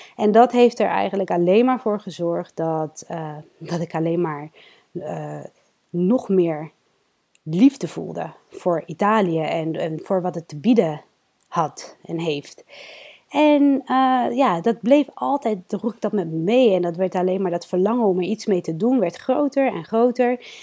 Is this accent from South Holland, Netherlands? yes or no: yes; Rotterdam, South Holland, Netherlands; Ik ben geboren en opgegroeid in Rotterdam